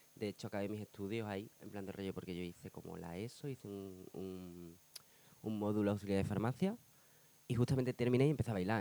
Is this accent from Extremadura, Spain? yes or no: yes; Badajoz, Extremadura, Spain; also born or lived in Seville; now in Madrid, Spain; soy sevillano. Bueno, realmente soy de Badajoz.